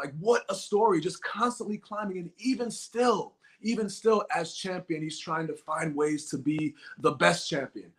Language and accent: English; Boston, Massachusetts, United States; my hometown, nonetheless, in Boston, in the Bean Town